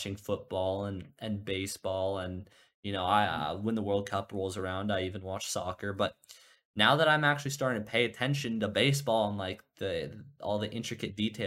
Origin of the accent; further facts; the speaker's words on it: San Diego, California, United States; being born and raised in San Diego